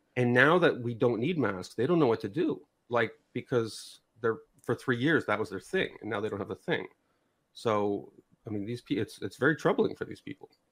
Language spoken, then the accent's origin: English; Canada; I'm from North America, so I'm Canadian